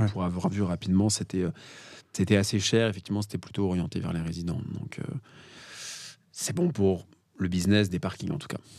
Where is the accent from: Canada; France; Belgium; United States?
France; Paris, Île-de-France; je suis parisien